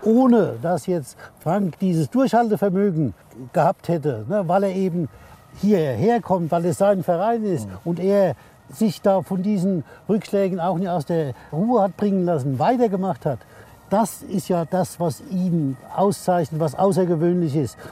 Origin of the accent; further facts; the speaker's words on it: Elversberg, Saarland, Germany; in meinem Heimatort